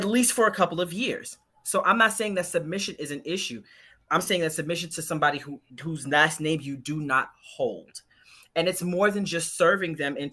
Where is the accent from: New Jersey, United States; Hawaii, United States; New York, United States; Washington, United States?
New York, United States; New York City; I'm from Brooklyn.